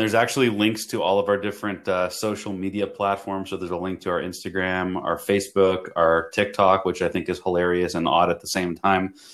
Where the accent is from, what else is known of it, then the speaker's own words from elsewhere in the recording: Toronto, Ontario, Canada; now in United States; I'm from Toronto, Canada originally.